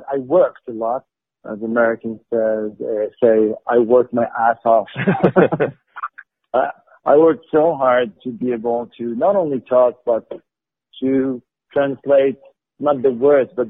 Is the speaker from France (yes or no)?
yes; France; English is a second language; Because my whole shtick about oh I'm from France and blah blah I don't know this blah, blah, blah, blah